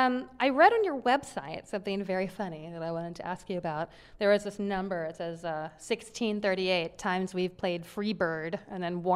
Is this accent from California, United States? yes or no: yes; Los Angeles, California, United States; I'm from L.A., and I drove through Oklahoma on my way here to Memphis when I moved